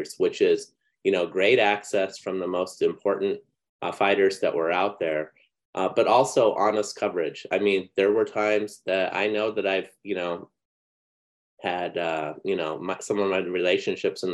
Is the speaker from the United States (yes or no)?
yes; Phoenix, Arizona, United States; moved away; also born or lived in Orange County, California; grew up in Phoenix, basically in grade school, reading Norm Frontheim. Mm-hmm. And then I moved to Orange County